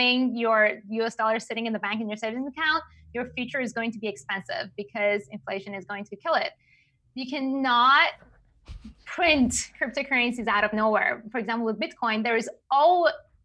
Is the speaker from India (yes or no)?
no; Iran; English is a second language; moved away; I'm from Iran